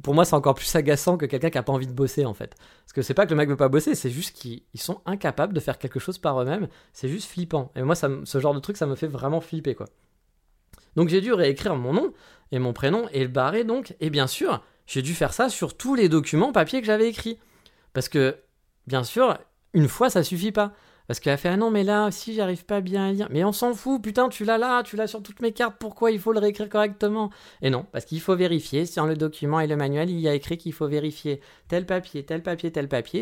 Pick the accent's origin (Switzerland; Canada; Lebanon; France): France; now in Japan; en tant que Français